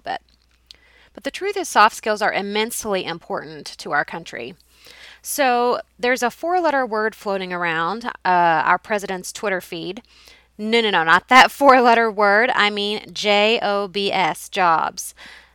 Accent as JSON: {"language": "English", "town": "Carrollton", "country": "United States", "tie": "born or raised there", "said": "my hometown of Carrollton"}